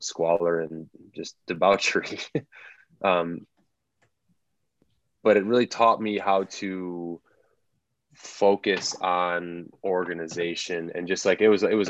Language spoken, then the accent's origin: English; Tinley Park, Illinois, United States; I grew up in the south suburbs of Chicago in a town called Tinley Park